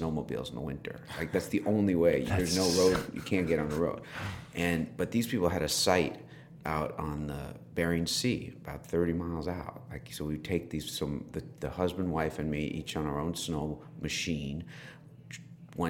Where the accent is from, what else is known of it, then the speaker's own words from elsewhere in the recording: White Plains, New York, United States; also born or lived in New Rochelle, New York; I was raised in White Plains in Scarsdale.